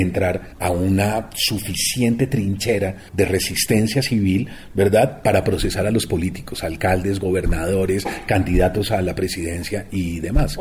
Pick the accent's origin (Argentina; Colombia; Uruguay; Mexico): Colombia